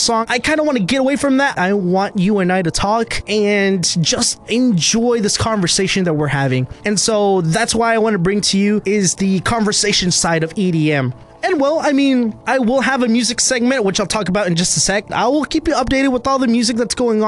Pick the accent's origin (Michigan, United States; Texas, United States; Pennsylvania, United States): Texas, United States; Arlington; also born or lived in Fort Worth, Texas; I was born in Fort Worth, raised in Arlington, and I work in Dallas.